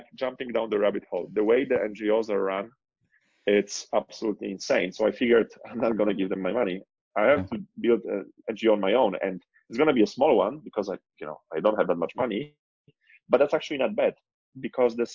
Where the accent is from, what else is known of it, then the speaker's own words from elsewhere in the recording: Poland; also born or lived in Barcelona, Spain; now in Cape Town, South Africa; Poland is my home country.